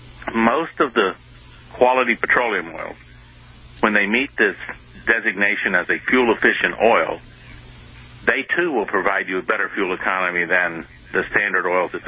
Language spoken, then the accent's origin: English; United States